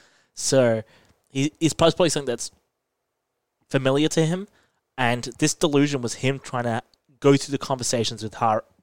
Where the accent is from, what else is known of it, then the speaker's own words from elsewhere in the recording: New York, United States; I'm from New York.